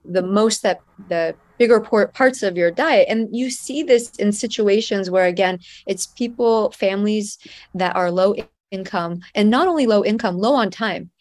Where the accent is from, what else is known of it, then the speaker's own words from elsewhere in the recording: United States; I lived in the United States, so even though the food that was served at home was Persian food